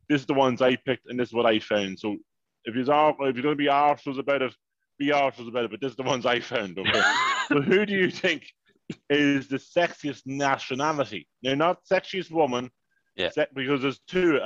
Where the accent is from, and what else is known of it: Ireland; born or raised there